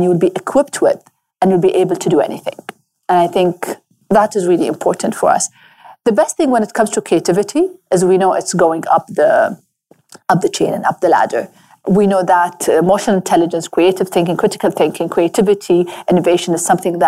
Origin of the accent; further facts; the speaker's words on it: Abu Dhabi, United Arab Emirates; I grew up in Abu Dhabi